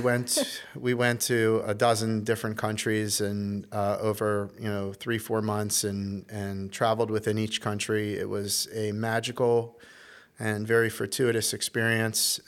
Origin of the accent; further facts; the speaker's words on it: Baltimore, Maryland, United States; also born or lived in Little Rock, Arkansas; up to Baltimore, Maryland, where I, uh, spent most of my childhood